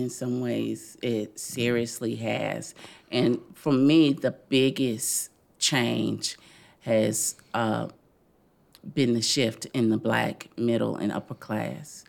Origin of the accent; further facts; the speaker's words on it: Louisville, Kentucky, United States; also born or lived in Florida; I grew up in the West End